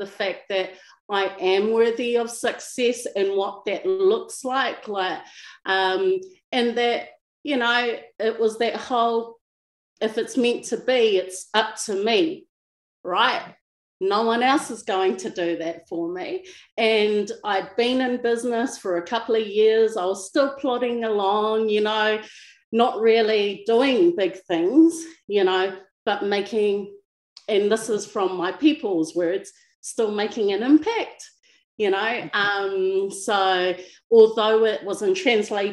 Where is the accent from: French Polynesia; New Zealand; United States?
New Zealand; Wellington; now in Palmerston North, New Zealand; currently based in Palmerston North New Zealand, born and bred in Wellington.